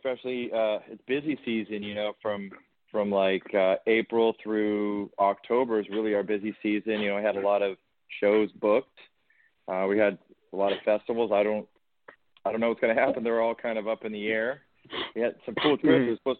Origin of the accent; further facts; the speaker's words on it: Oklahoma, United States; born there; country singer. And my dad, I was born in Oklahoma.